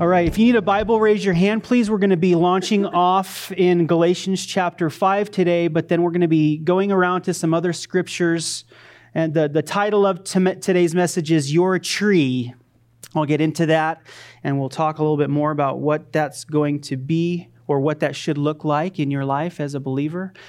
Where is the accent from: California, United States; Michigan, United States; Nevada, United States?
Nevada, United States; Pahrump; I grew up in Pahrump.